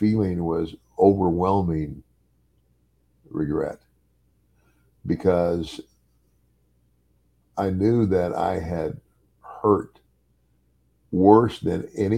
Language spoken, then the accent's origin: English; Omaha, Nebraska, United States; born or raised there; moved away; also born or lived in Willcox, Arizona